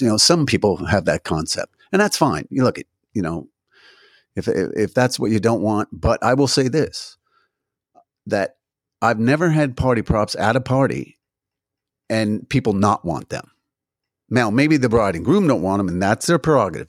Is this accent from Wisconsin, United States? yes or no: no; New Jersey, United States; now in Washington, D.C., United States; I'm originally from New Jersey